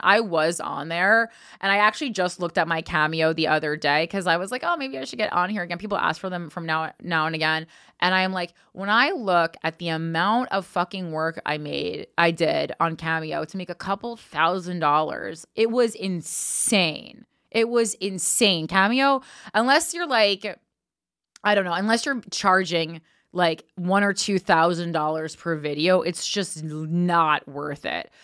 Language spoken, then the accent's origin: English; United States; as the American people